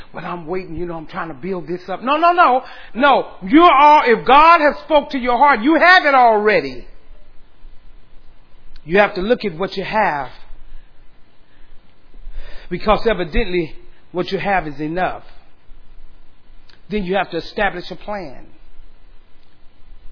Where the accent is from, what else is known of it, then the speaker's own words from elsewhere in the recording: San Antonio, Texas, United States; now in Austin, United States; San Antonio is my hometown